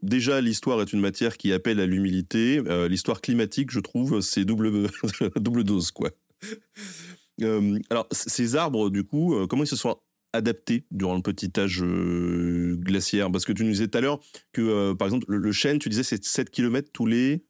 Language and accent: French; Tours, Centre-Val de Loire, France; je suis de Tours